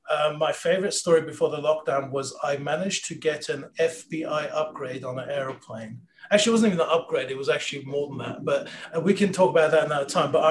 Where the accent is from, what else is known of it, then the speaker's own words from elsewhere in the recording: London, United Kingdom; now in California, United States; growing up in London, really uh, bumping into Australians is is quite you know an easy thing to do. So, um, so yeah. So then uh, I moved to California uh, as an academic.